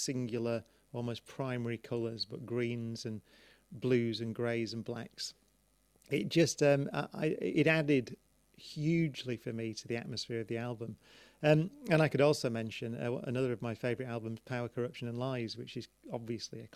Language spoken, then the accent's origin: English; Manchester, North West England, United Kingdom; growing up in Manchester